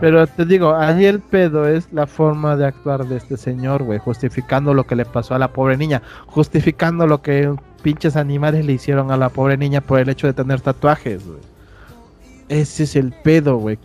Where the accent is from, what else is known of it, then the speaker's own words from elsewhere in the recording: Oaxaca, Mexico; moved away; allá en Oaxaca somos muy devotos de la Virgen de Juquila